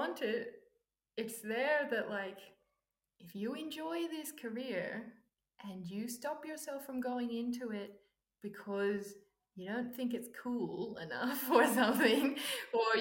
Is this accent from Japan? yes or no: no; Australia; also born or lived in Silicon Valley; I'm Australian